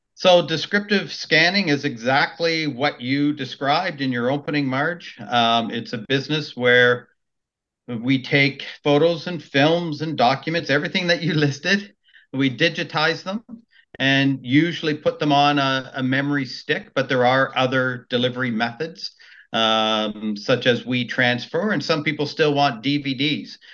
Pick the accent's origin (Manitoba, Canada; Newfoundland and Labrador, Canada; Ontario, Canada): Ontario, Canada; Maple; also born or lived in Richmond Hill; I grew up in Maple, uh, and then my parents moved to Richmond Hill in '84.